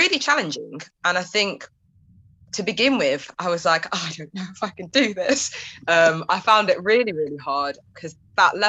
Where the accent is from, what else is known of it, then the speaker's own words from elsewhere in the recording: Derby, East Midlands, United Kingdom; now in London, United Kingdom; I grew up in Derby in the Midlands